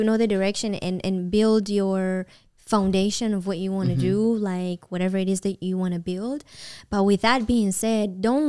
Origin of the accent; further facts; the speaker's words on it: Israel; now in Los Angeles, United States; when I was new here and I first moved to LA and I came from Israel